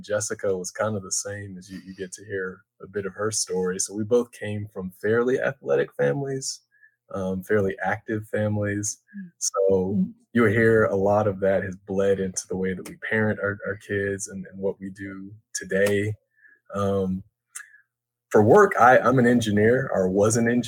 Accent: Atlanta, Georgia, United States; I'm from the Metro Atlanta area

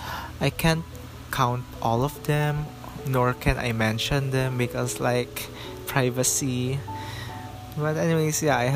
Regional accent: Philippines; we are Filipino

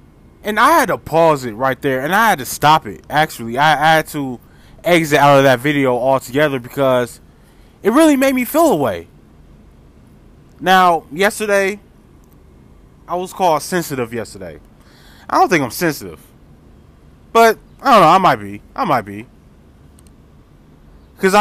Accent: Milwaukee, Wisconsin, United States; I'm from Milwaukee

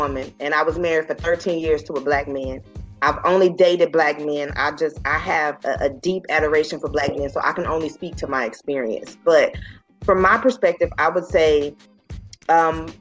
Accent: Dallas-Fort Worth area, Texas, United States; I come from the Dallas-Fort Worth area

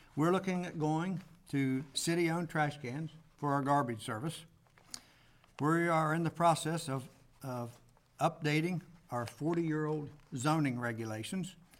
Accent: Ohio, United States; born or raised there

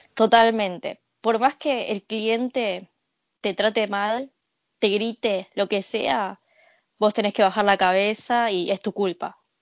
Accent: Argentina; moved away as an adult; also born or lived in Japan; now in Tokyo, Japan; fui criada en Sudamérica

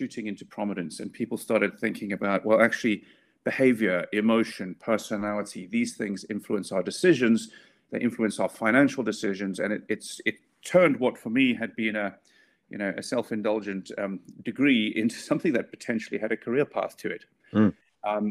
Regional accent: South Africa; now in United Kingdom; I'm not from the UK originally. I grew up in South Africa

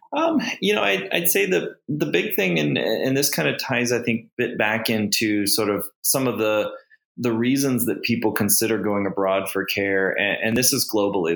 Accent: United States; now in Cayman Islands; an American fertility specialist

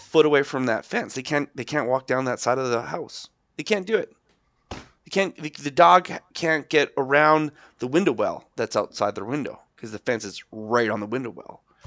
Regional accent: Alberta, Canada; we're not Albertans anymore.

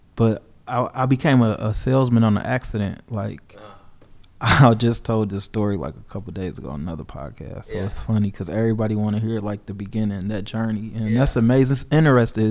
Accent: Detroit, Michigan, United States; growing up in Detroit, Michigan, you know we was you a product in your environment

